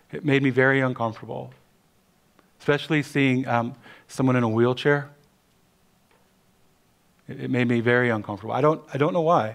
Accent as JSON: {"language": "English", "town": "Cleveland", "region": "Ohio", "country": "United States", "tie": "born or raised there", "said": "Growing up in Cleveland, Ohio"}